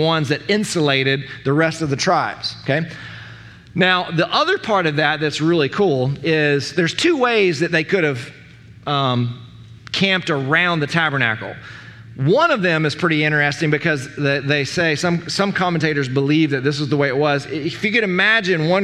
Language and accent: English; United States; we as American Christians